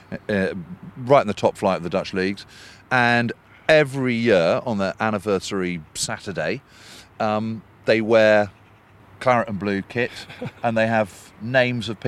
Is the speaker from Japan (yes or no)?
no; United Kingdom; I mean, honestly, we're British.